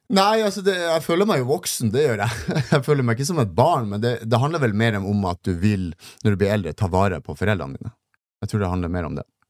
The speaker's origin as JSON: {"language": "Norwegian", "town": "Narvik", "region": "Nordland", "country": "Norway", "said": "Jeg er jo fra Narvik"}